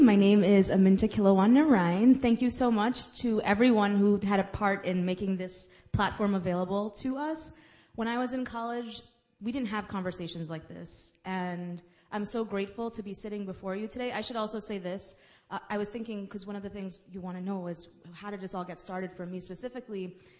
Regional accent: New York City, New York, United States; accent: Guyanese; Even though I was born and raised here, my vocabulary, having been raised by my grandma and my mom and dad, I sounded very much Guyanese, sounded like I was born in Guyana.

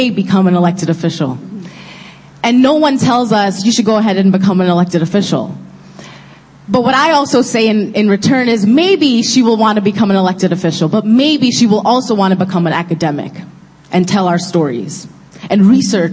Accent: New York City, New York, United States; I grew up in Kensington, the largest Bangladeshi community in Brooklyn, which I now proudly represent in my district

